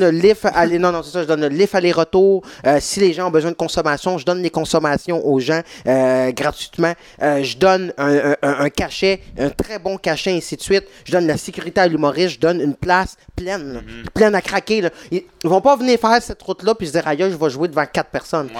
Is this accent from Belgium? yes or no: no; Saint-Jean-sur-Richelieu, Quebec, Canada; j'ai grandi à Saint-Jean